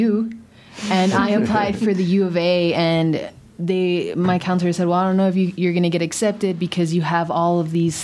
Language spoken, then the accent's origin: English; Douglas, Arizona, United States; moved away as an adult; I'm from Douglas, Arizona